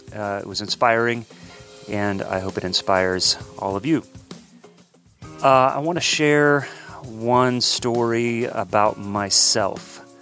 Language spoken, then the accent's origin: English; Columbus, Ohio, United States; moved away; originally from Columbus, Ohio, my hometown